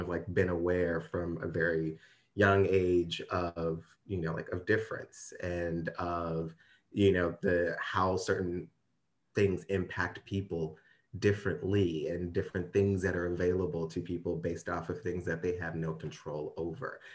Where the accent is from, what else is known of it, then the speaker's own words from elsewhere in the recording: Ferguson, Missouri, United States; I am actually from Ferguson, Missouri